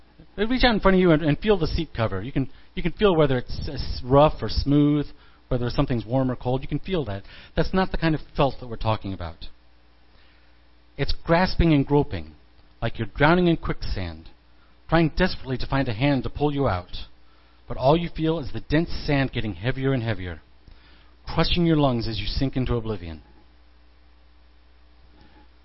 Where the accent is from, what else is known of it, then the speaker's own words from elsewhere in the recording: Midwest, United States; Growing up in the Midwest